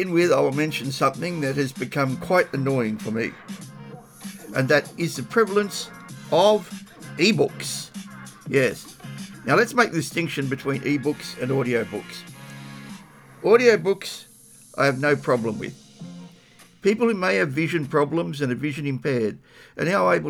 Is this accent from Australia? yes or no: yes; Australia; As an Australian living within my country